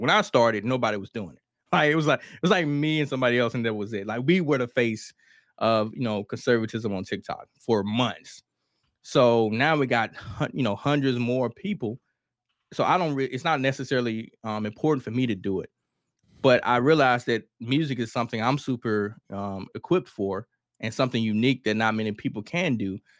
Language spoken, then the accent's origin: English; Mississippi, United States; I'm from Kilmarnock, Mississippi